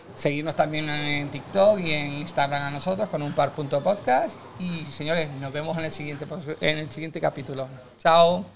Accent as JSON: {"language": "Spanish", "region": "Canary Islands", "country": "Spain", "said": "nosotros somos canarios"}